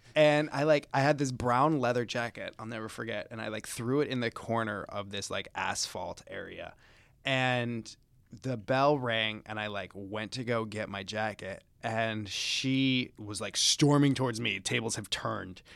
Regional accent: Chicago, Illinois, United States; moved away; I grew up in the Midwest. I feel like, or s- Chicago specifically

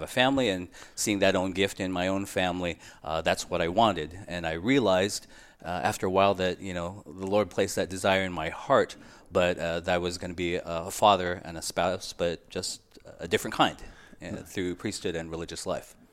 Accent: San Diego, California, United States; I grew up in San Diego, California, and I entered the order in two thousand two.

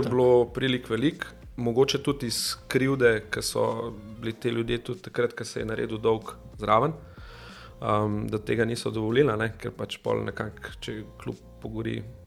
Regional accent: Domžale, Central Slovenia, Slovenia; jaz prihajam iz Domžale

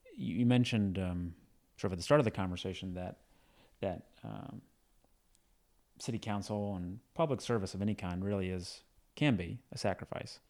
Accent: Lynchburg, Virginia, United States; moved away; from Lynchburg, Virginia

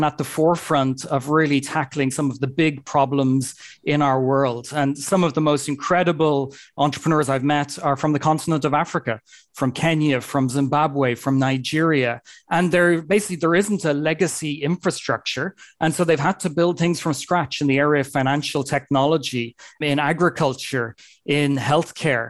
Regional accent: Ireland; now in Bristol, United Kingdom; as you may hear by my accent, I'm originally from Ireland, but based in Bristol in the UK.

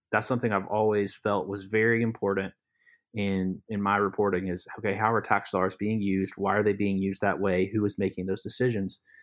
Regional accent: Lee County, North Carolina, United States; also born or lived in Alamance County; I'm from Lee County, which is south of Chatham, um, just south, and so I've been ar-, around Chatham for many years since I was born

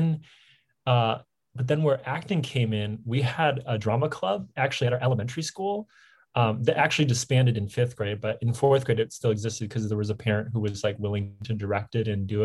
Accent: Harrison Township, Michigan, United States; I'm from Michigan, from the Detroit area, like a half an hour northeast of Detroit from Harrison Township

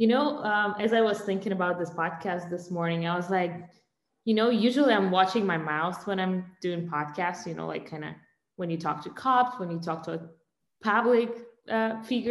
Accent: Russia; moved away as an adult; now in United States; I was born and raised in Russia. I moved to the US almost 6 years ago

